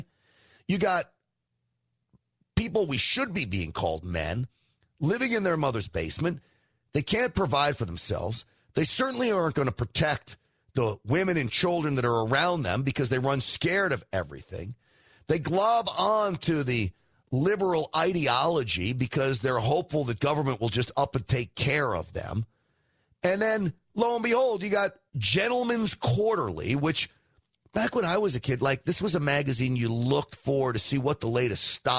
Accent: New York, United States; I'm half Italian. I grew up in New York

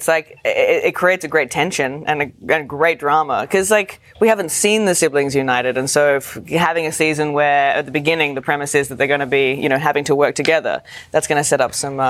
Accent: Australia; I'm Australian.

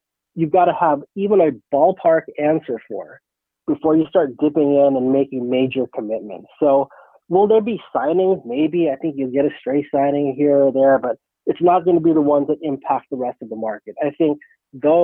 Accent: Pinole, California, United States; moved away as an adult; also born or lived in Nevada; now in New York, United States; I grew up in Pinole. So I went to Pinole Valley High School

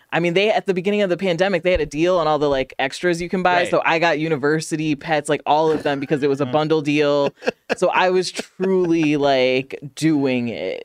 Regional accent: Chicago, Illinois, United States; I'm from Chicago.

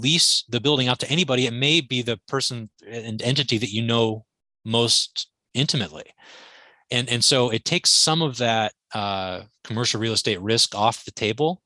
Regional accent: Anchorage, Alaska, United States; I grew up in Anchorage, Alaska.

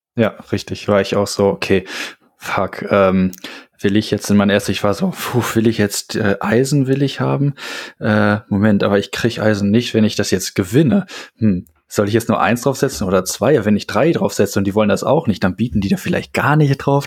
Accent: North Rhine-Westphalia, Germany; Als Westfale isst man Eintöpfe

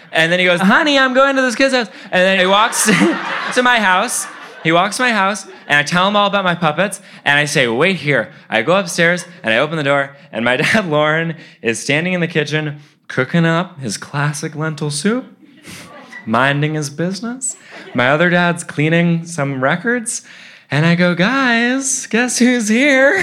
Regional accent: New York City, New York, United States; also born or lived in Philadelphia; I was raised in Brooklyn by five debatably six gay parents

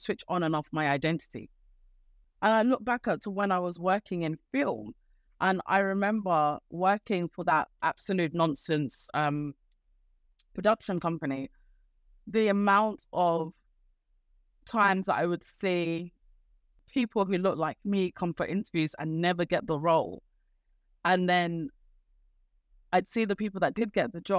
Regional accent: Nigeria; we Nigerians

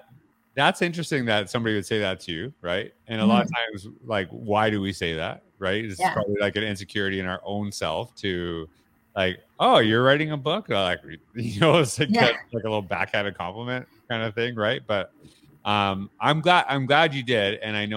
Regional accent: Canada; I'm a Canadian, so it's nice to hear.

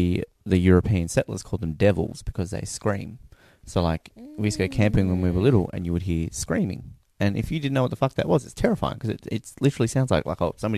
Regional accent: Tasmania, Australia; I'm from Tasmania

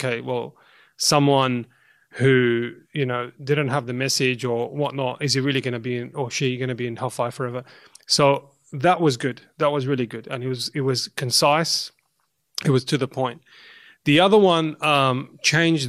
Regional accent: Australia; I'm a second generation Lebanese Australian, and my parents came during the war

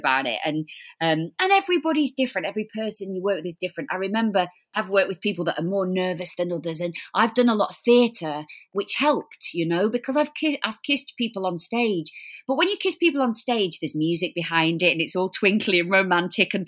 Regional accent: Blackpool, North West England, United Kingdom; We're from Blackpool

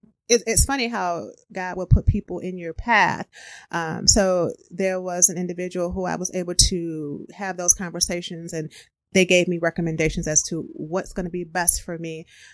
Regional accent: Midwest, United States; now in Wisconsin, United States

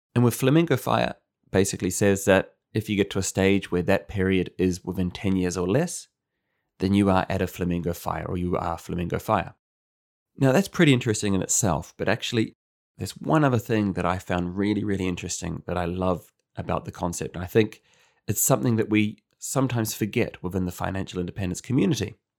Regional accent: New Zealand; moved away; As a New Zealander

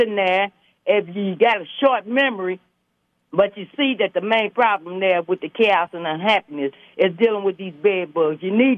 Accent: Mount Adams, Ohio, United States; I grew up in Mount Adams and then Mount Arbor.

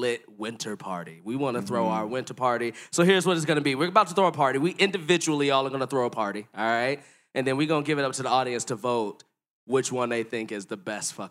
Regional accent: Chicago, Illinois, United States; moved away as an adult; I moved from Chicago in October 2012

